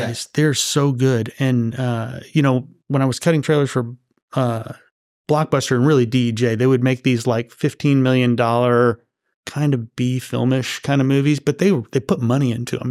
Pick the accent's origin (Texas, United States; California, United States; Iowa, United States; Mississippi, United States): California, United States; Los Angeles; moved away; I grew up out there